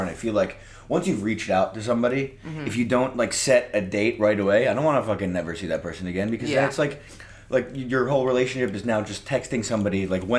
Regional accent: New York, United States; I'm 26. I live in New York. I'm from New York, born and raised.

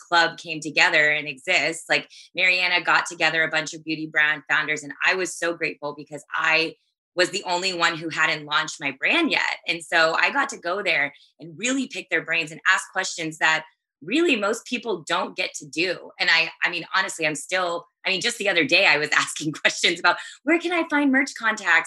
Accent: Texas, United States; I grew up in Texas where I'm back at now

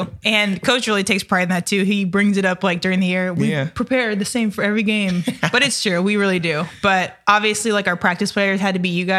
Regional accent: Missouri, United States; Hey, I'm from Missouri.

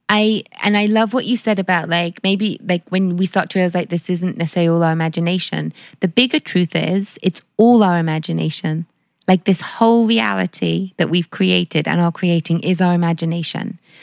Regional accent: London, United Kingdom; growing up in London

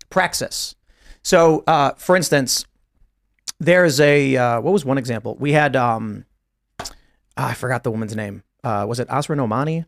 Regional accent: Chicago, Illinois, United States; I'm from Chicago, and I grew up with a Democrat family

